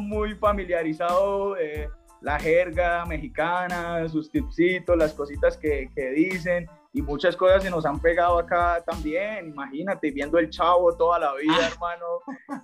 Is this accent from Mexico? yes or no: no; Cúcuta, Norte de Santander, Colombia; now in Medellín, Colombia; Yo vivo acá en Medellín, yo llevo mucho tiempo viviendo en Medellín, eh, pero yo soy de Cúcuta, yo soy de tierra de norte de Santander, frontera con Venezuela